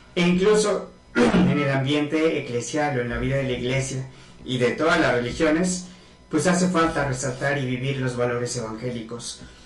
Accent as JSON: {"language": "Spanish", "area": "Huamantla", "region": "Tlaxcala", "country": "Mexico", "tie": "born or raised there", "said": "regresé aquí a Huamacla, soy nativo de Huamacla, Tlaxcala."}